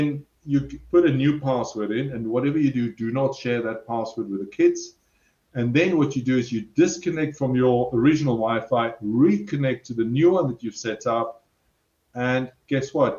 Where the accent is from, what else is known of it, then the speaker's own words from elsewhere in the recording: South Africa; I'm South African, so I'm very direct